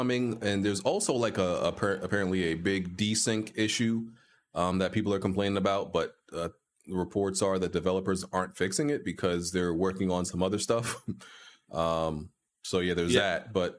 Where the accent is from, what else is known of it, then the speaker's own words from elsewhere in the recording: New York, United States; I'm from New York